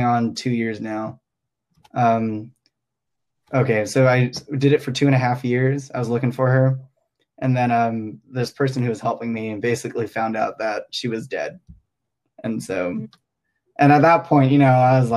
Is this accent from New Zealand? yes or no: no; Hong Kong; moved away as an adult; now in Los Angeles, United States; I grew up in Hong Kong